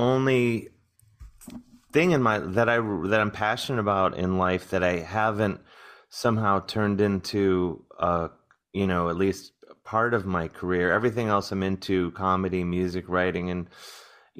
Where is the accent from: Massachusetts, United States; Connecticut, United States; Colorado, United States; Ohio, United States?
Ohio, United States; Cleveland; now in New York, United States; growing up in Cleveland